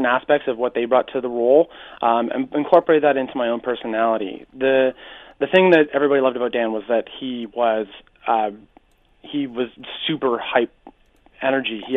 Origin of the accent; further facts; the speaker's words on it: Hamilton, Ontario, Canada; Yeah, I'm from Hamilton.